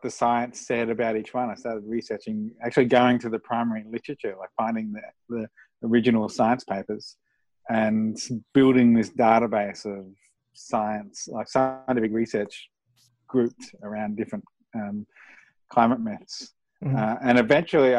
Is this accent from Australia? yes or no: yes; Australia; moved away as an adult; now in United States; So I grew up in Australia. I've lived in Australia for my whole life, apart from the last year or so since I moved to the States.